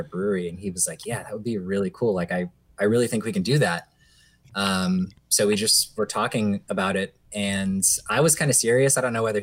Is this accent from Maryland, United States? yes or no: yes; Maryland, United States; we're all from Maryland, we're born and raised in Maryland